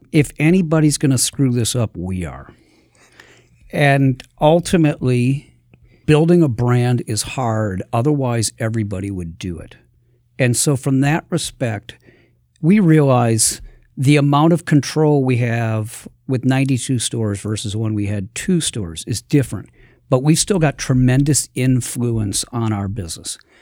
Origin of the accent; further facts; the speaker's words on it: Milwaukee, Wisconsin, United States; being born and raised in Milwaukee